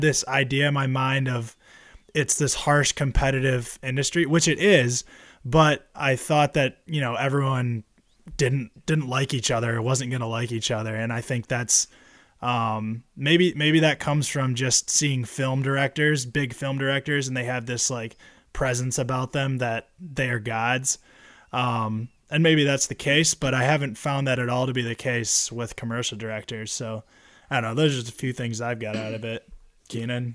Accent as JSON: {"language": "English", "region": "Michigan", "country": "United States", "said": "we're from Michigan"}